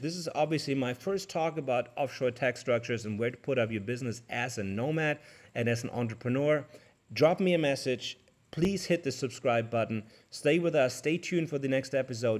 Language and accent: English; Germany; I come from Germany